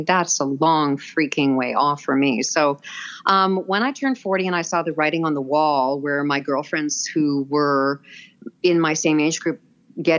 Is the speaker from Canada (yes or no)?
yes; Vancouver, British Columbia, Canada; I'm born and raised in Vancouver